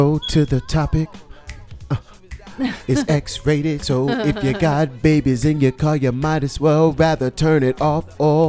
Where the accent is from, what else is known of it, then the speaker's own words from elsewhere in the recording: Bronx, New York, United States; And you know, I'm from the Bronx.